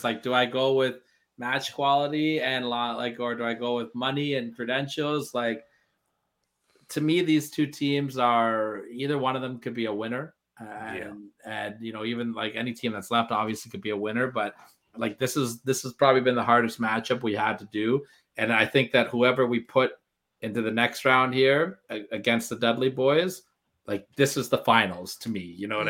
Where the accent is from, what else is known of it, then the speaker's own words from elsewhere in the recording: Canada; And I'm Canadian too, so I got extra pressure on me.